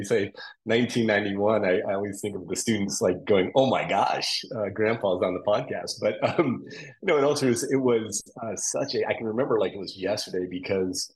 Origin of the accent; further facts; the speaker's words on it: Toledo, Ohio, United States; I grew up in Toledo, Ohio